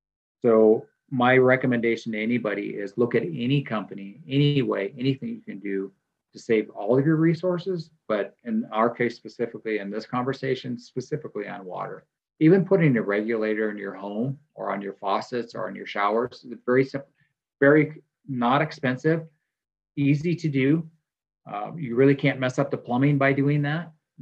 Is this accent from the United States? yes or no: yes; Midwest, United States; how I grew up in the Midwest